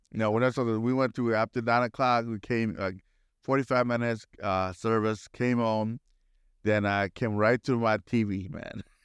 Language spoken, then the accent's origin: English; Milwaukee, Wisconsin, United States; I was growing up in Milwaukee area